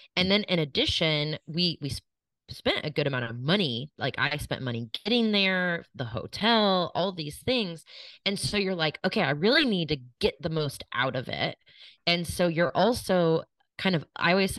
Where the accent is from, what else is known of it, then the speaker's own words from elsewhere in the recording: Kansas City, United States; I grew up in Kansas City. I grew up in the suburbs of Kansas City.